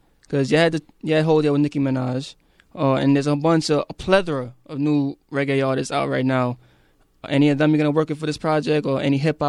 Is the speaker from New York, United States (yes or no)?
yes; New York City, New York, United States; I was born in Brooklyn. I can't even fake it for you.